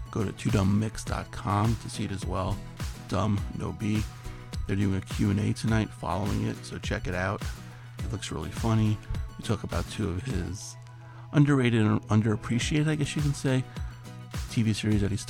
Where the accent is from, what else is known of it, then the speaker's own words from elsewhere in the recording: New York City, New York, United States; I'm originally from Queens